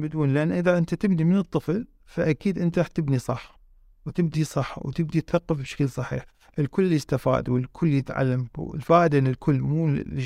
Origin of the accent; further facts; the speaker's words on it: Iraq; احنا يعني في عندنا في العراق